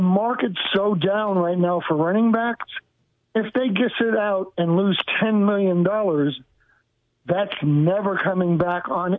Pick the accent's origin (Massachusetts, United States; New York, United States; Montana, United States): New York, United States; If you knew the neighborhood I grew up in New York